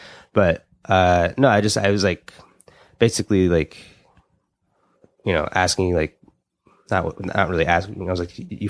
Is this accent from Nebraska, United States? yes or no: yes; Omaha, Nebraska, United States; Like, you know, I was came from Omaha, Nebraska, and I was like